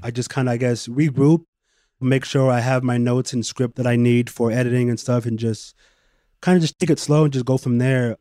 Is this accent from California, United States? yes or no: yes; Bay Area, California, United States; a kid growing up in the Bay Area